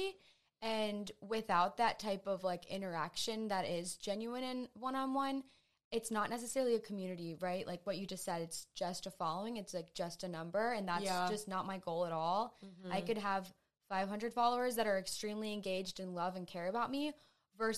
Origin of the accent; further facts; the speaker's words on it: Painesville, Ohio, United States; I'm actually from Painesville. So So I grew up there.